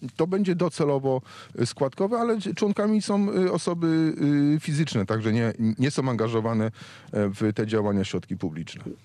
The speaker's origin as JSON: {"language": "Polish", "town": "Wrocław", "region": "Lower Silesian Voivodeship", "country": "Poland", "said": "jestem wrocławianinem, to jestem także dolnoślązakiem"}